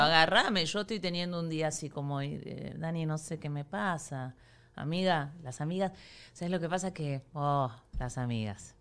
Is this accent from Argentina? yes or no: yes; Argentina; now in Miami, United States; soy argentina